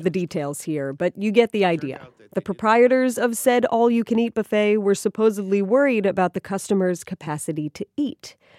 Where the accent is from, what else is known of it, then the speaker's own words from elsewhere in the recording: Ohio, United States; Ohio, my home state, the Buckeye State.